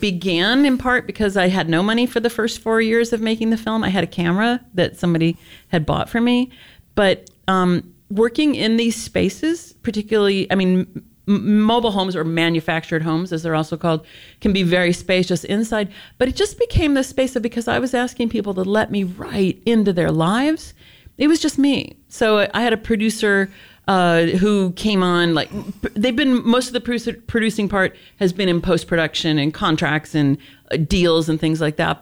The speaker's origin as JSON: {"language": "English", "town": "Los Angeles", "region": "California", "country": "United States", "said": "I'm from Los Angeles."}